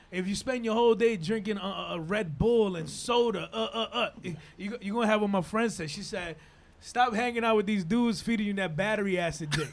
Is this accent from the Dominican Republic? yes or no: yes; Dominican Republic; English is a second language; also born or lived in Harlem, New York / Inwood, New York / Washington Heights, New York; now in New York, United States; I come from Dominican Republic, born yeah. and raised, and in Dominican Republic